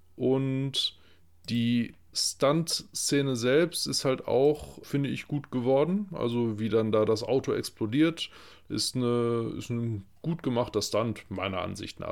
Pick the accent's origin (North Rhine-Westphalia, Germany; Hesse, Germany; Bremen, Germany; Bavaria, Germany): North Rhine-Westphalia, Germany; Lippe; als äh, gebürtige Lipper